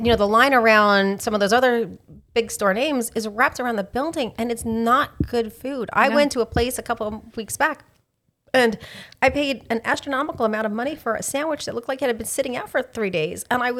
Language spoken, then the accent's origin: English; New York, United States; moved away; I grew up in New York.